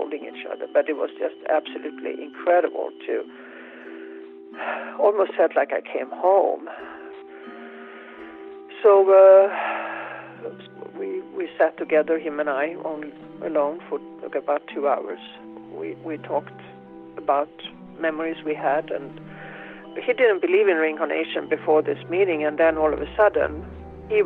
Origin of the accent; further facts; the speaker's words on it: Gothenburg, Västra Götaland, Sweden; I was born in Gothenburg, Sweden, in May of 1954.